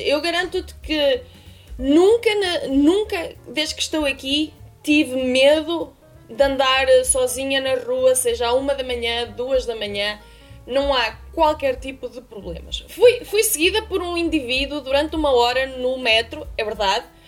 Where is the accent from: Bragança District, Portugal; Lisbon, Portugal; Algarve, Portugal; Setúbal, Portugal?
Bragança District, Portugal; Bragança; moved away as an adult; now in Beijing, China; estava presa à minha cidade natal. Não é que tenha nada contra a cidade natal, mas estamos a falar de uma cidade de 30 mil habitantes.